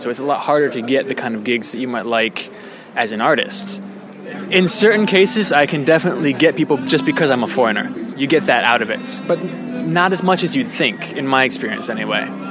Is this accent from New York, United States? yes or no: yes; New York, United States; moved away as an adult; now in South Korea; I've been in Korea for four years, and I came originally from New York.